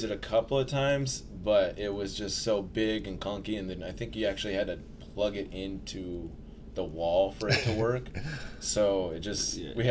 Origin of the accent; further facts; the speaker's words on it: Portland, Oregon, United States; moved away; I'm from Portland, Oregon, yeah. originally.